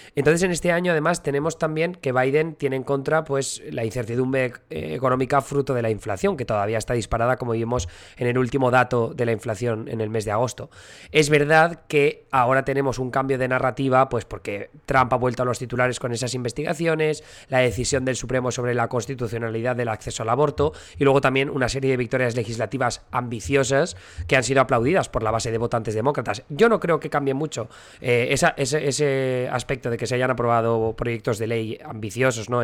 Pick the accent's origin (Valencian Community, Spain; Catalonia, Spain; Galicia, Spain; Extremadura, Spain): Valencian Community, Spain; Alcoy; moved away as an adult; now in United States; una festividad que se hace en mi pueblo, en Alcoy